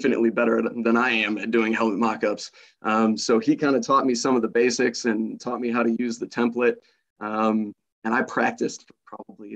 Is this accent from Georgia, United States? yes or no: no; Illinois, United States; now in Missouri, United States; I'm originally actually from Illinois